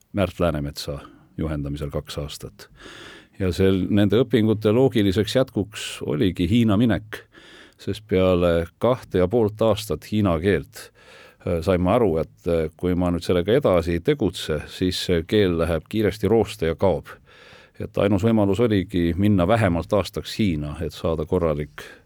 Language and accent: Estonian; Tartu, Tartu County, Estonia; mina olen üles kasvanud Tartus, seal ka koolis käinud